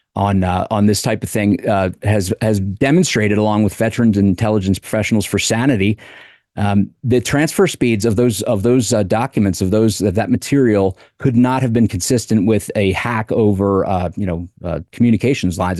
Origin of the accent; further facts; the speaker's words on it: Wilmington, Delaware, United States; Wilmington, Delaware, my hometown